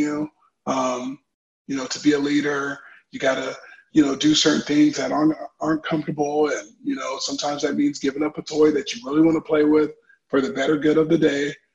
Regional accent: Orange County, California, United States; I come from Southern California. Grew up in Orange County, California.

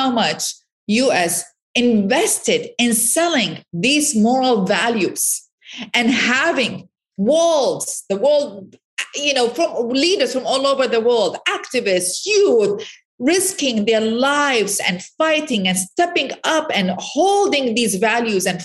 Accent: Iraq; now in United States; I'm from Iraq originally

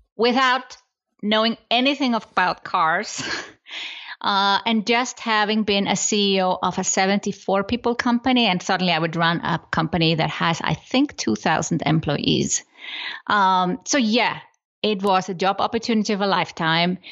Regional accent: Iceland; moved away as an adult; now in Switzerland; I come from Iceland

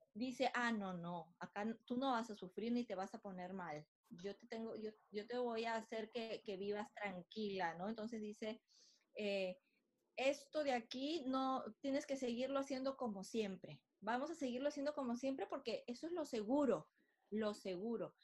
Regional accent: Lima, Peru; soy de Lima, Perú

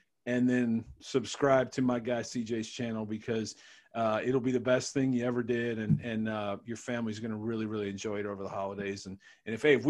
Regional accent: Cleveland, Ohio, United States; I'm from Cleveland

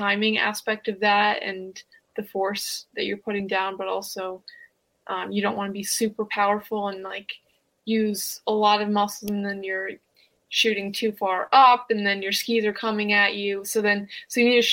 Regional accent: Lake Placid, New York, United States; I'm from Lake Placid, New York. We had the Winter Olympics in 1980 and 32. So grew up in an Olympic village, grew up on skis.

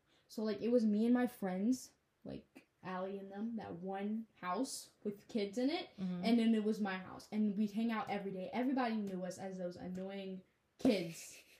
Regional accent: Mauritania; So we never really say we're from Mauritania, because when we say we're from Mauritania, they're like, oh, where's that?

